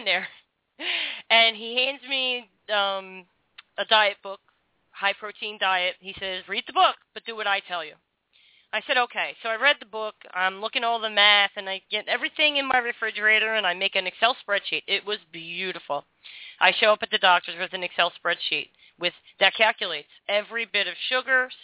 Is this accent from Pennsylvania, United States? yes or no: yes; Philadelphia, Pennsylvania, United States; I'm from South Philly